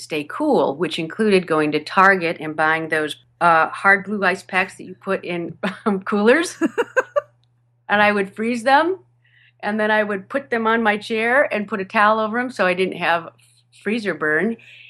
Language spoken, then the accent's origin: English; Michigan, United States; accent: Michigan accent; One of my first radio commercials I did in Southern California. I'm originally from Michigan. And back then, back in 1989, 1990, I still had a fair amount of my Michigan accent.